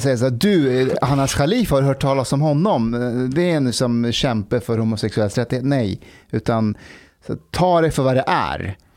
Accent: Afghanistan; now in Sweden; ett land jag bor i. Mm. De var ju i Afghanistan

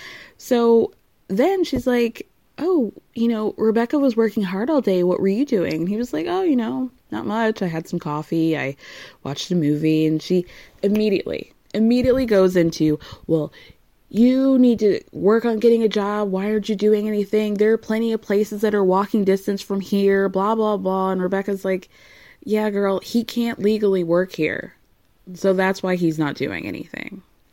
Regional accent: Tunisia; because I am from Tunisia. He's from Morocco.

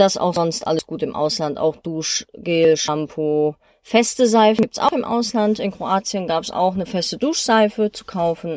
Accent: Germany; bei uns in Deutschland

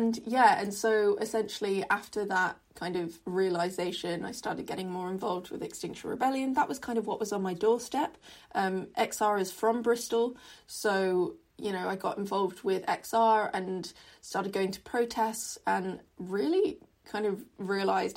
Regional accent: Hong Kong; growing up in Hong Kong, environmental issues were kind of talked about but not really at the fore of our curriculum

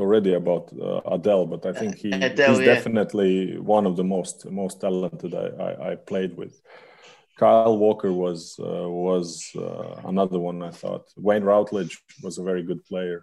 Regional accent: Latvia

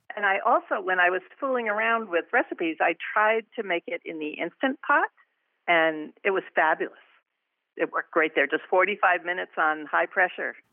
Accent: Rhode Island, United States; now in Bridgeport, United States; I'm, uh, originally from Rhode Island

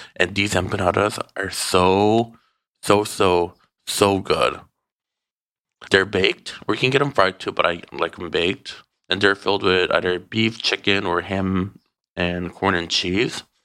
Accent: Midwest, United States; now in Los Angeles, United States; growing up in the Midwest

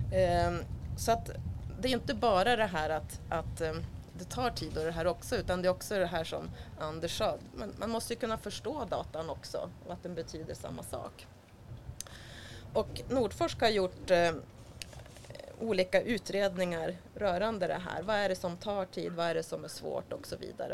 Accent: Sweden; numera i Sverige där jag kommer ifrån

